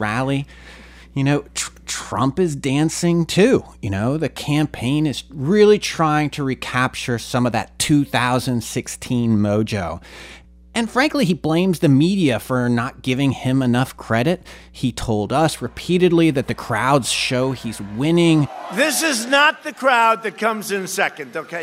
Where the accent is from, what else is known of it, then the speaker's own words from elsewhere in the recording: Scranton, Pennsylvania, United States; 2446 North Washington Avenue in Scranton, Pennsylvania